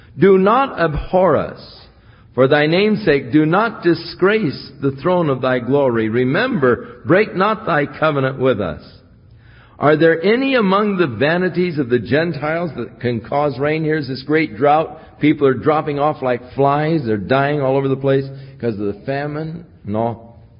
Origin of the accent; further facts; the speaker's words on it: United States; I was from the United States